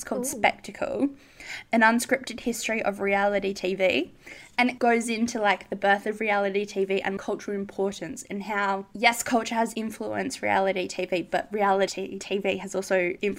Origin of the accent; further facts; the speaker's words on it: Australia; as an Australian, as, like, a female growing up in this time